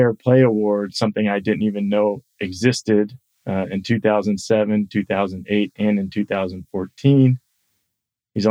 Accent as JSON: {"language": "English", "town": "Tampa", "region": "Florida", "country": "United States", "tie": "born or raised there", "said": "I grew up in Tampa, Florida, which isn't far from Bradenton."}